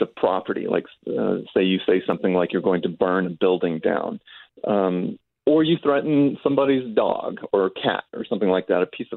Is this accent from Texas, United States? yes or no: yes; Austin, Texas, United States; I'm from Austin, Texas